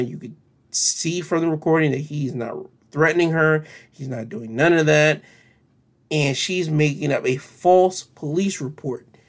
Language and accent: English; United States; we, as American citizens